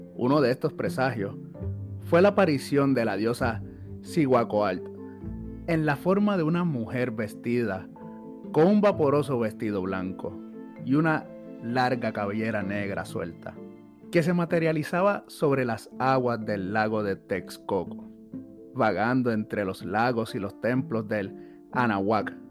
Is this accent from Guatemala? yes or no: no; Puerto Rico